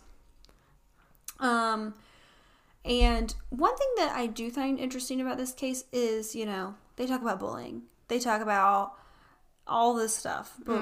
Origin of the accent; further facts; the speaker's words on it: the South, United States; we are from the South